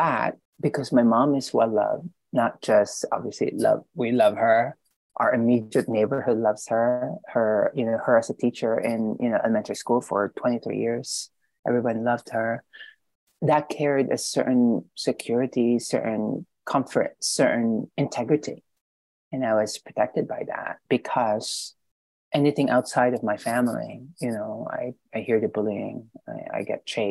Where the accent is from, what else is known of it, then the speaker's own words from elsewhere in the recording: Philippines; now in United States; because I was born and raised in the Philippines, half of my life in the Philippines, half here